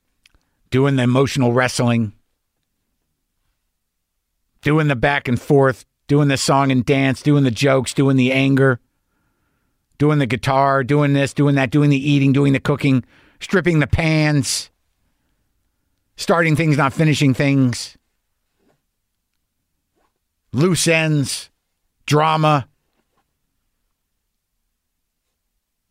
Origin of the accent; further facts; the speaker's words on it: New Mexico, United States; also born or lived in New York; now in Southern California, United States; I'm from New Mexico